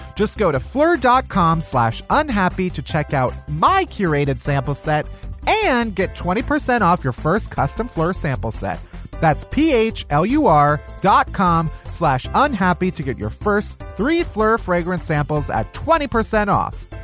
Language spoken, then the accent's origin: English; Chicago, Illinois, United States; now in Los Angeles, United States; I'm from Chicago